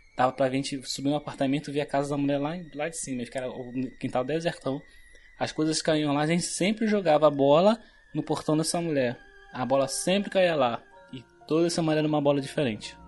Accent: Rio de Janeiro, Brazil; Eu cresci aqui na, na Animadores, lá, aqui em Bangu mesmo

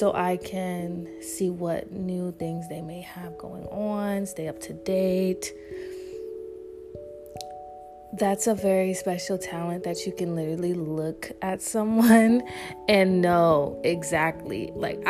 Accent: New York, United States; moved away; also born or lived in Charlotte, North Carolina; I was raised in New York too, very young

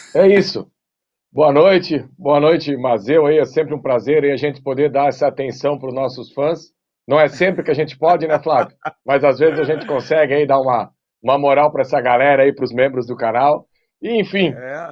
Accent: Santa Catarina, Brazil; sou aqui de Santa Catarina

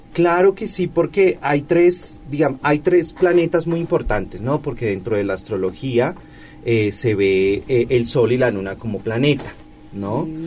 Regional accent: Colombia; now in Puebla, Mexico; En mi tierra

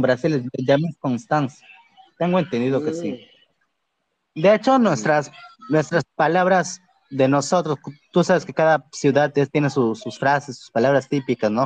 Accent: Pucallpa, Ucayali, Peru; yo soy de Pucallpa

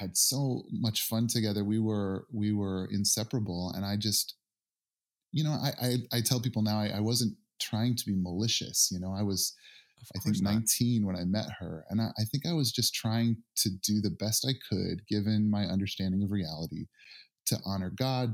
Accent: Northern Indiana, United States; I grew up in Northern Indiana

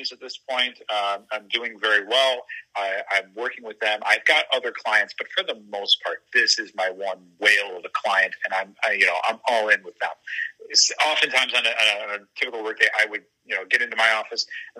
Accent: Elmhurst, Illinois, United States; I grew up in Elmhurst and went to college at Eastern Illinois

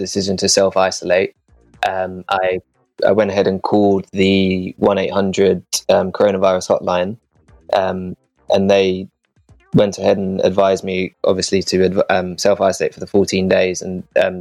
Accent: England, United Kingdom; moved away as an adult; now in Fremantle, Australia; I'm actually here from England on a working holiday visa

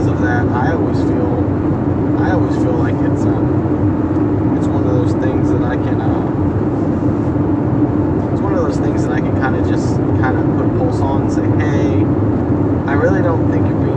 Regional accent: El Campo, Texas, United States; my hometown of El Campo

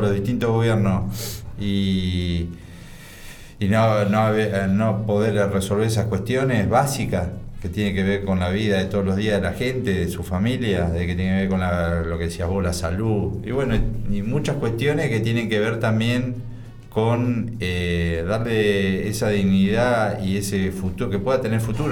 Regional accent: Bahía Blanca, Buenos Aires Province, Argentina; also born or lived in Villarino; aunque nosotros nacimos en Bahía, somos bahienses

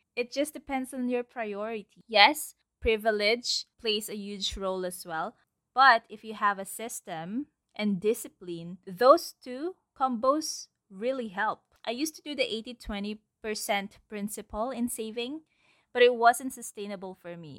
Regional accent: Philippines; my environment, the culture, actually, as a Filipino citizen.

